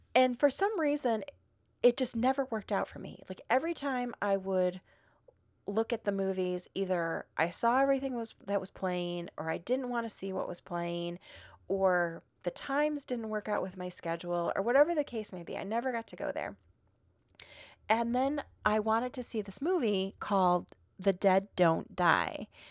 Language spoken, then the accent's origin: English; Midwest, United States; now in Arizona, United States; I'm still from the Midwest